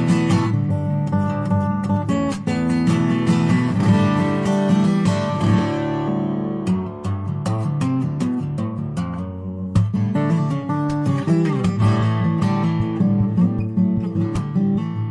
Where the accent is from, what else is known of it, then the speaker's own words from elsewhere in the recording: United States; also born or lived in New Jersey / New York; now in New Mexico, United States; I'm from New Jersey and in New York originally, I'm a New Yorker, and I'm in New Mexico now